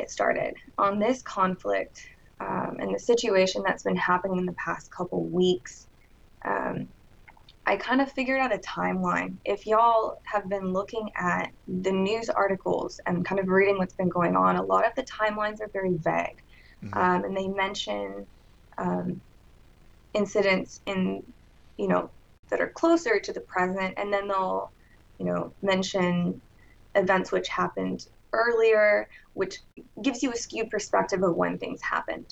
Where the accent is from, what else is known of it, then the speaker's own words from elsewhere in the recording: Texas, United States; I grew up in Texas in the South, you know, conservative Christian family.